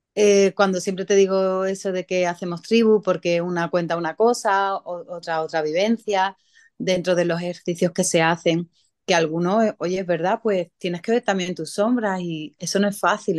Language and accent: Spanish; San Pedro Alcántara, Andalusia, Spain; San Pedro, que es de donde yo soy.